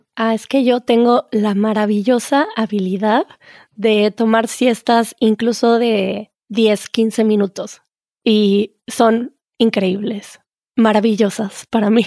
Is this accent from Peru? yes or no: no; Mexico; en México decimos eso